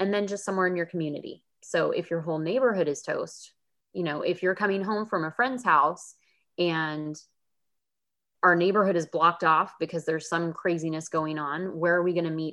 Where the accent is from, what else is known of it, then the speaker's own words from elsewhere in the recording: California, United States; I grew up in California and I ended up back here as well